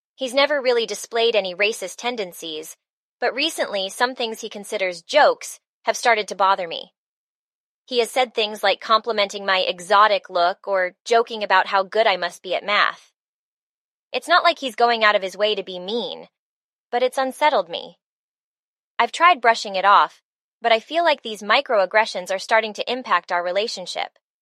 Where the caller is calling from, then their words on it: Los Angeles, California, United States; I'm calling in from Los Angeles.